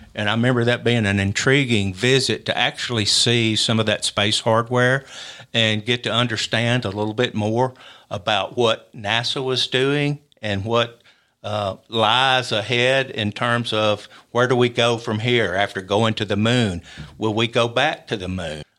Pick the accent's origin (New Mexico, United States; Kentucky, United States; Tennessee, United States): Tennessee, United States; Columbia; moved away as an adult; now in Huntsville, United States; we grew up, uh, my brother and I, uh, in Columbia